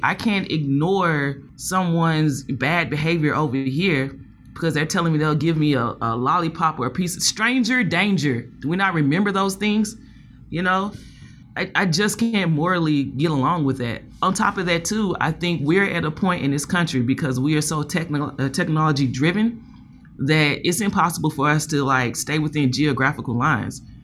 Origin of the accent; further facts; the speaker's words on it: Nashville, Tennessee, United States; I'm from Nashville